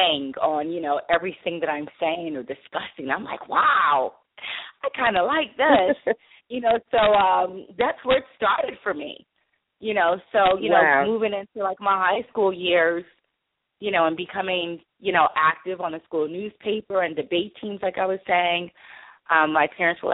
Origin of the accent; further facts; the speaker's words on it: Chester, Pennsylvania, United States; growing up in Chester, Pennsylvania